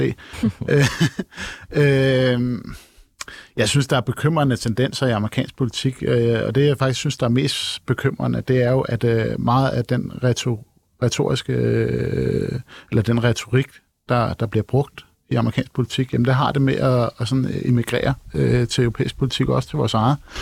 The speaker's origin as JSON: {"language": "Danish", "town": "Copenhagen", "region": "Capital Region of Denmark", "country": "Denmark", "said": "som københavner"}